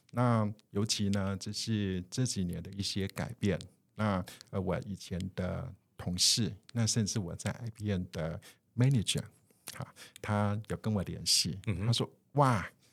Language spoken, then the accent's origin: Chinese; Taiwan; 我们的整个呃台湾哈，或者是我们华人的文化